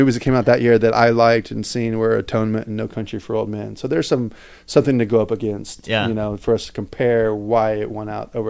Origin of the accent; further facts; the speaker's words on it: the Midwest / Oklahoma, United States; I'm from the Midwest and I see this sort of thing. I've driven all over the central United States